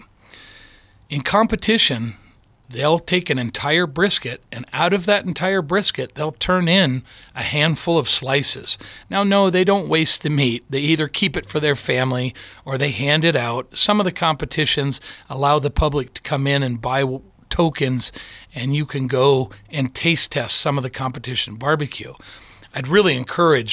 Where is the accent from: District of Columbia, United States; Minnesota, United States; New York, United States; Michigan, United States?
Michigan, United States; now in Colorado, United States; I grew up in Michigan